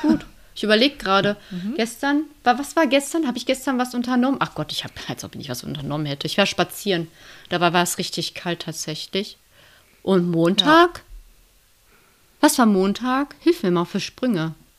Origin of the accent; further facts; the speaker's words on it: Lünen, North Rhine-Westphalia, Germany; in der Innenstadt von Lünen, so in meiner Heimat